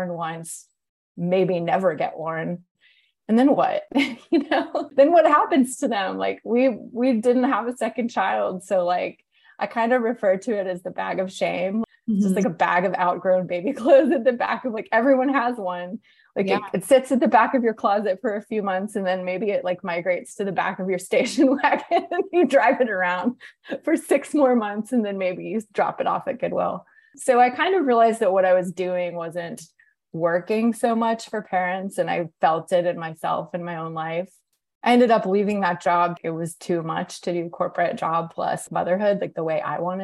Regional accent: Atlanta, Georgia, United States; moved away as an adult; also born or lived in New York; when I moved to Atlanta, which is my hometown

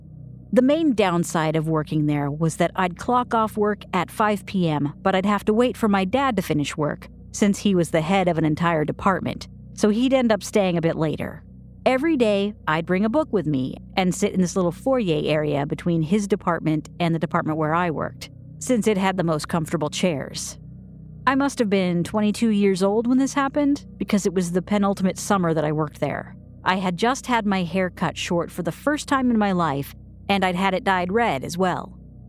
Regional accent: United Kingdom; I'm British, and it's therefore impossible for me to be impolite.

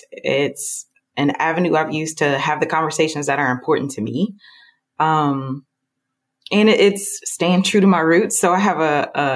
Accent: Southern Illinois, United States; moved away as an adult; also born or lived in Atlanta, Georgia; So I grew up in Southern Illinois in a town that you can only describe by referencing other larger cities.

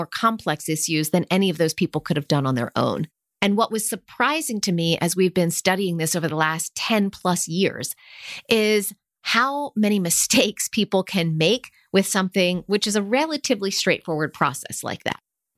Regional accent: United States; growing up in the States in the 70s and 80s

